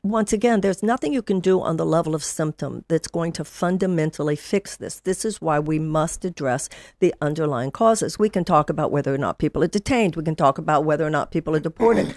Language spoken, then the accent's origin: English; Houston, Texas, United States; I grew up in Texas. I grew up in Houston